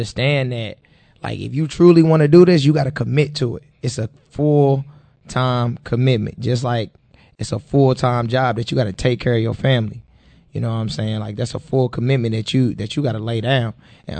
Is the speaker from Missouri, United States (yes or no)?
yes; St. Louis, Missouri, United States; I'm from the Show Me State, St. Louis, Missouri